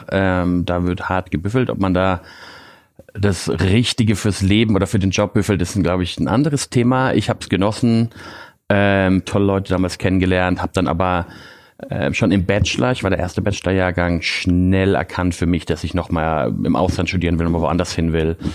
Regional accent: Bavaria, Germany; ich bin äh, aufgewachsen äh, in, in Bayern bei meiner Mutter.

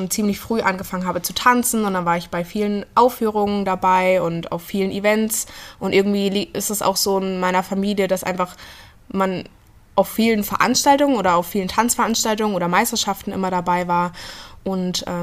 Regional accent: Blankenau, Hesse, Germany; also born or lived in Fulda; genau, geboren bin ich in Fulda, aber aufgewachsen. Ähm in Blankenau. Also das ist, äh, in, liegt in der Gemeinde Hosenfeld, das ist so 18 Kilometer von hier entfernt.

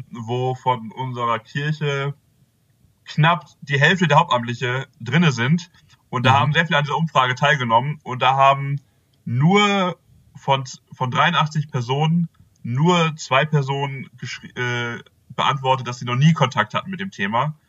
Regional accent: Bünde, North Rhine-Westphalia, Germany; now in Celle, Germany; ursprünglich komme ich aus Bünde

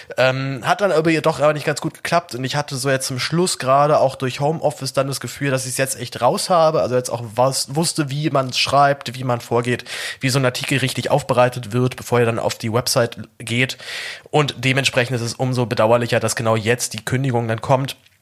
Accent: Germany; als Deutscher

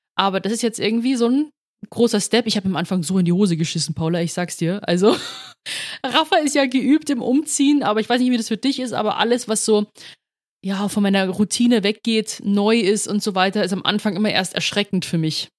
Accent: Rosenheim, Bavaria, Germany; now in Munich, Germany; in Rosenheim geboren, aufgewachsen, dann 2018 nach, Be nach München gezogen

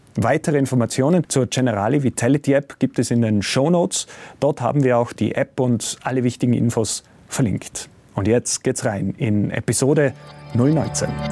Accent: Tyrol, Austria; Bei uns in Tirol

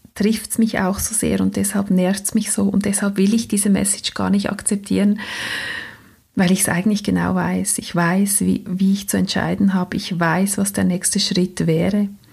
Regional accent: Switzerland; accent: Swiss German; first language Swiss German

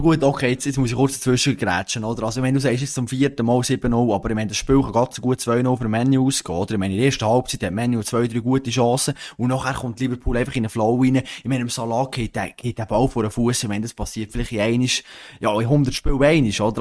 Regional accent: Switzerland; als Schweizer

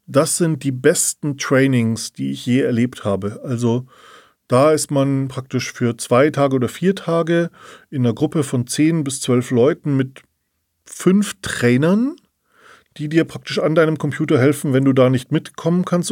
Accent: Munich, Bavaria, Germany; wir sind ja beide aus München

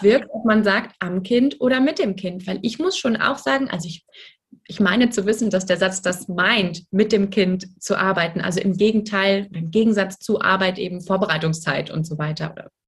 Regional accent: Frankfurt, Hesse, Germany; ich komme aus Frankfurt

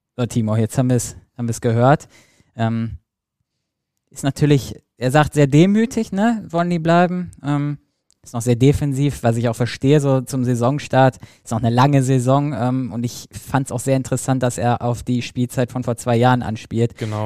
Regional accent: Selm, North Rhine-Westphalia, Germany; komm ja aus Selm

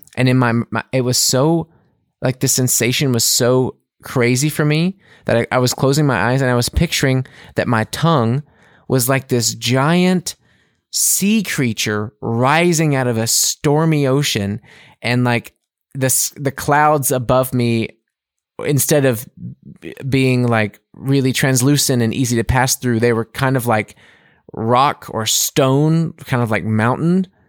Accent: United States; moved away as an adult; now in Munich, Germany; as an American

